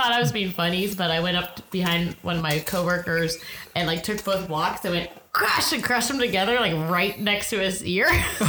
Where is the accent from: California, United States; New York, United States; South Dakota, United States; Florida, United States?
California, United States; Santa Cruz; I grew up in Santa Cruz. There's a lot of homeless people.